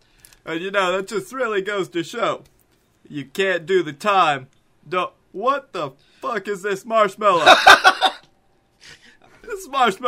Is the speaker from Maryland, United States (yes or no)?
no; Florida, United States; Hey, don't say anything about my home state. I've never left Florida.